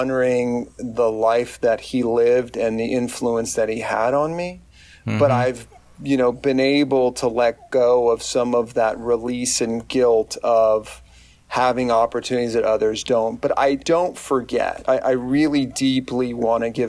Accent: McAllen, Texas, United States; I grew up in a small South Texas town. I grew up in McAllen, Texas.

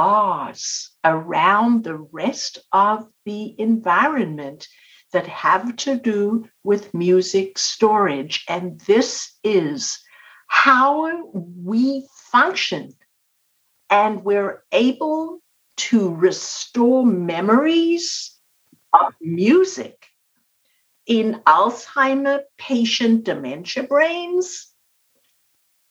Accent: South Africa; I was born and raised in South Africa

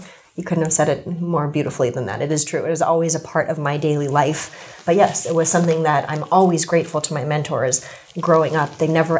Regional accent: United States; I am East Asian. I'm also American.

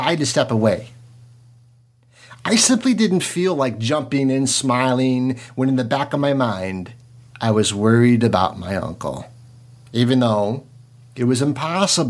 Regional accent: DeKalb, Illinois, United States; I am from DeKalb, Illinois, the headquarters of Monsanto

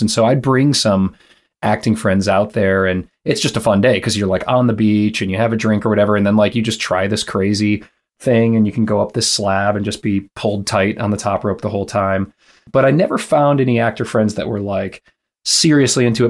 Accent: Michigan, United States; also born or lived in Los Angeles, California; now in Louisville, United States; I grew up in Michigan. My parents were there

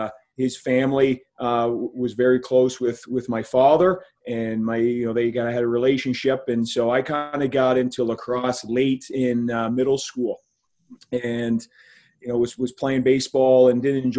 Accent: Brantford, Ontario, Canada; I grew up in Brantford, Ontario, and for those who don't know, it's the home of Wayne Gretzky, and so just as a Canadian town

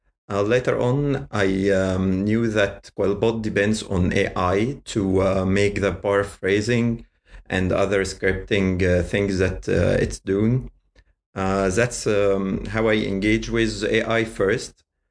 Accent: Giza, Giza Governorate, Egypt; I'm in Giza. {S0} Ooh. Okay. {S3} It's my hometown, and I'm working, studying, and living in here.

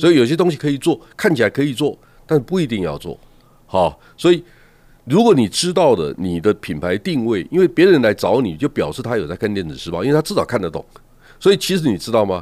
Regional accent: Taiwan; 我们台湾人很擅长做 sales

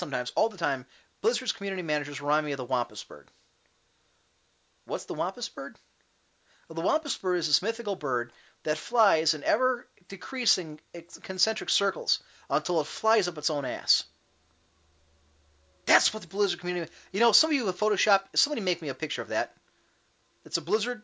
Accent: Cleveland, Ohio, United States; I'm from Cleveland

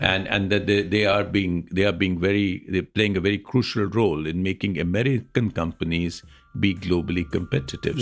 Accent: India

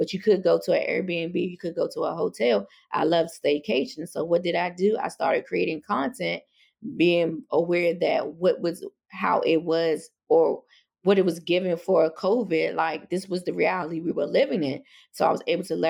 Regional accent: Washington, District of Columbia, United States; I was born and raised in Northwest DC

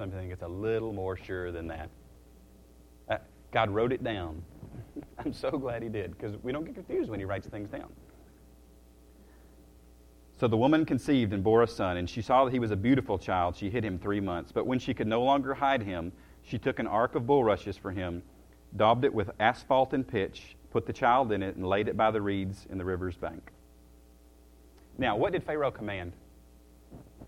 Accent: the South, United States; I slur it sometimes because I'm from the South

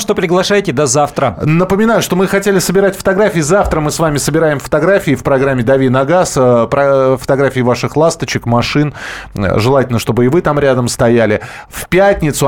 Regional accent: Moscow, Russia; я москвич, у меня есть прописка, у меня есть там место в моем родном Бескудниковском бульваре

